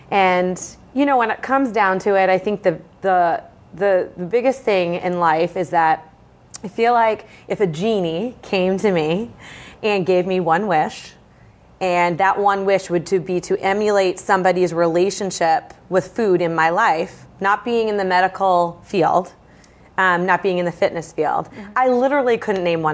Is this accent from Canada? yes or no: no; Bedford, New Hampshire, United States; now in Londonderry, United States; I was raised in Bedford, New Hampshire